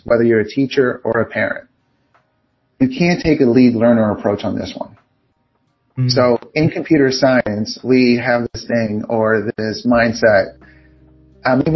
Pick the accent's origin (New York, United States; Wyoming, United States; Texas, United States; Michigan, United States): New York, United States; New York City; I'm from Queens, Far Rockaway, Queens in New York